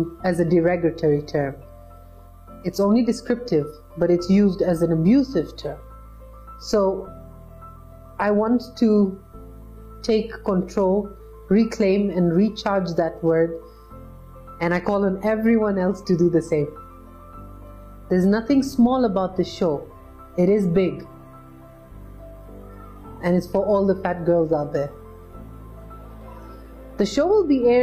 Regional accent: Nairobi, Kenya; I'm born and raised in Nairobi

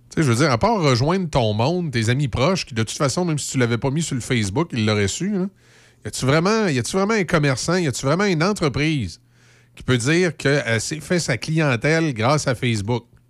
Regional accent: Loretteville, Quebec, Canada; ma famille est dans Port-Neuf depuis longtemps, mais moi, je suis né et j'ai grandi à Loretteville

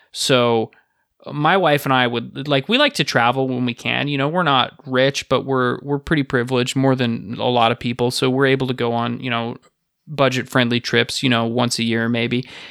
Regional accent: Canada; I'm from Canada.

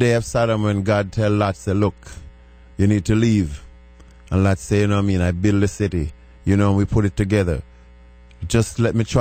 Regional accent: Jamaica; what it was like growing up in Jamaica.

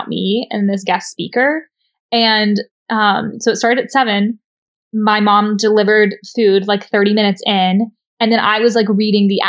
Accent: Tennessee, United States; I'm from Tennessee.

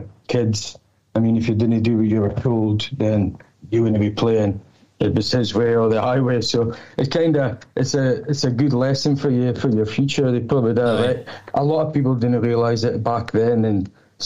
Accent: Aberdeen, Scotland, United Kingdom; moved away as an adult; also born or lived in Hull; I grew up in Northfield

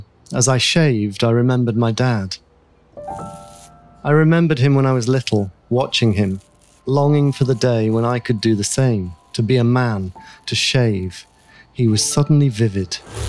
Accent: England, United Kingdom; now in Bali, Indonesia; I'm English, but I live most of the time in Bali.

